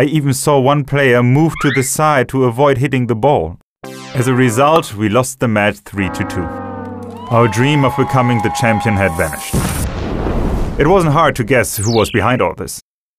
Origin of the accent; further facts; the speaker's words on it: Colombia; I'm from Colombia, and I live in Bogota.